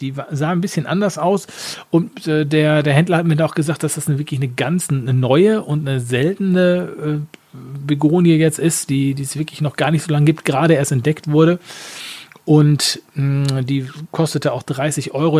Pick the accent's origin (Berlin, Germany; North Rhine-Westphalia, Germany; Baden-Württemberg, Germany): North Rhine-Westphalia, Germany; Essen; moved away; Da habe ich mir da meine Geburtsstadt besucht